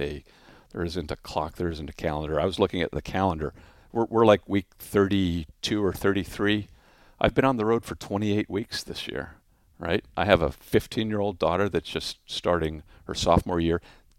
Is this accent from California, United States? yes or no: yes; Orange County, California, United States; So, favorite would be my hometown airport of Orange County.